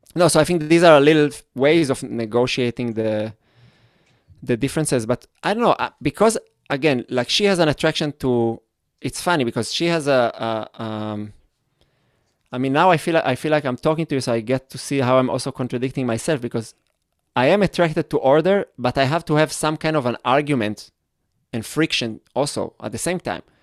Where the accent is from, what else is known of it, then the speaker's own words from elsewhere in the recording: Israel; English is a second language; I grew up in Israel where there was the whole kibbutz